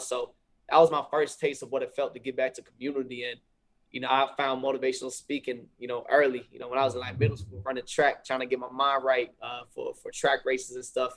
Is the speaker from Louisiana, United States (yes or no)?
no; Fayetteville, North Carolina, United States; I'm from Fayetteville, North Carolina, so I'm from the same hometown.